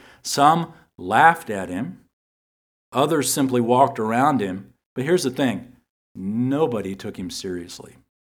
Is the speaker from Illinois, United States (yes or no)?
no; San Antonio, Texas, United States; I grew up in San Antonio, and I remember the Alamo.